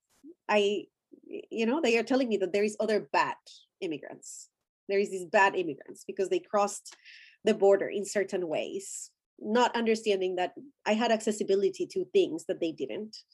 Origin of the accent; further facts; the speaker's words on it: Colombia; my ethnicity is I'm Colombian. I'm Latin American. That's my ethnicity.